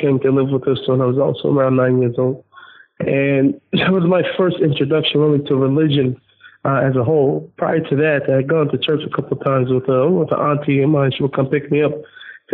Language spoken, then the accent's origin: English; Seattle, Washington, United States; I was born in Seattle, Washington.